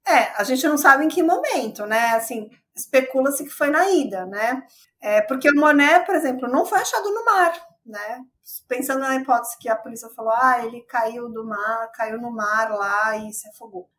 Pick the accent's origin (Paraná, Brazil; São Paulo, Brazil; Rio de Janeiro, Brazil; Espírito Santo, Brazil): São Paulo, Brazil; que eu sou de São Paulo